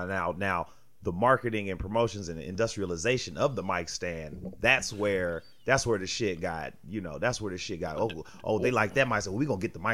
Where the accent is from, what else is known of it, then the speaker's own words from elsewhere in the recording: United States; Sure, I'm a proud American.